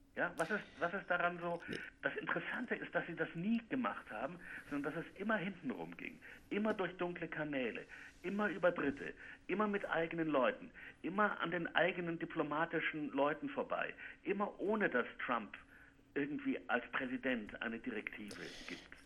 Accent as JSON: {"language": "German", "country": "United States", "second_language": "German", "said": "bei uns in Amerika"}